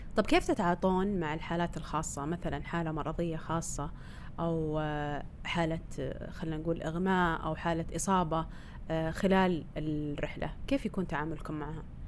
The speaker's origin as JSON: {"language": "Arabic", "country": "Saudi Arabia", "said": "صار في تنظيم عندنا بالسعودية"}